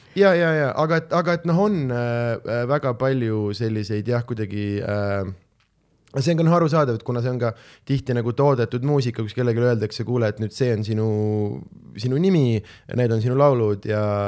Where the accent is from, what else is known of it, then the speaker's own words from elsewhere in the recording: Southern Estonia, Estonia; me oleme kõik äh, Lõuna-Eestist